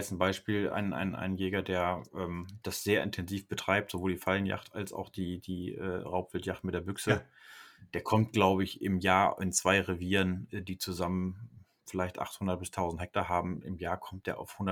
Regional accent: North Rhine-Westphalia, Germany; da wo ich herkomme, da äh, in der Ecke Kreislippe, also äh, da hatte ich im Kreis Höxter, im Nachbarkreis gejagt.

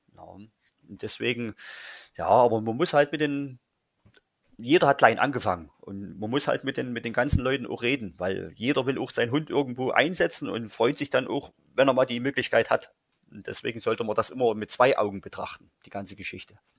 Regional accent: Saxony, Germany; bei uns in Sachsen

